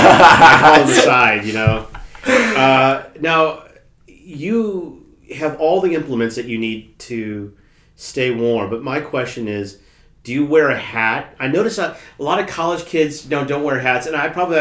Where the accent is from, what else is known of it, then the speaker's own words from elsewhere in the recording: Nebraska, United States; also born or lived in Phoenix, Arizona; now in Notre Dame, Indiana, United States; I'm from Nebraska, but I lived 3 years in Phoenix.